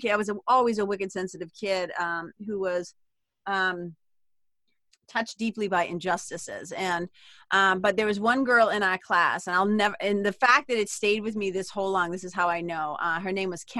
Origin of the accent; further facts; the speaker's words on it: Lawrence, Massachusetts, United States; also born or lived in Amesbury, Massachusetts; I'm a kid from Lawrence